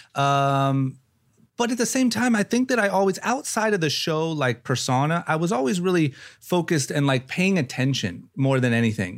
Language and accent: English; Akron, Ohio, United States; moved away as an adult; also born or lived in Los Angeles; I grew up in Ohio